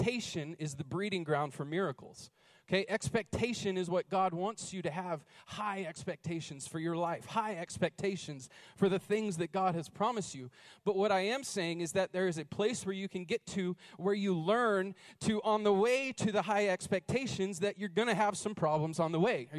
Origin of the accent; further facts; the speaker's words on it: North Carolina, United States; now in Idaho, United States; I'm from North Carolina.